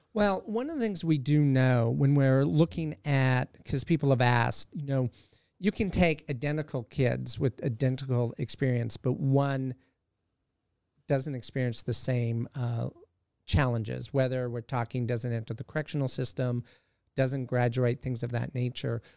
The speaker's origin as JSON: {"language": "English", "region": "Southern Alberta", "country": "Canada", "tie": "born or raised there", "moved": "as an adult", "lives_now": "Alaska, United States", "said": "born and raised in Canada, but I've been in Alaska"}